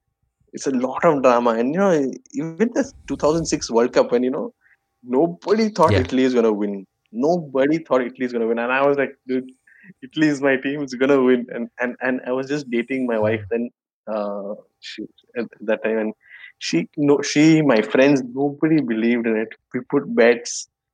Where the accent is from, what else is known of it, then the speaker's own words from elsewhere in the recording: Bangalore, Karnataka, India; Bangalore. And so this is one of these old Bangalore bungalows where you actually have space